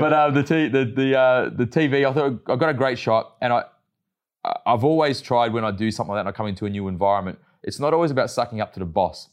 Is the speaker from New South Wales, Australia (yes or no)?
no; Melbourne, Victoria, Australia; I grew up in the western suburbs of Melbourne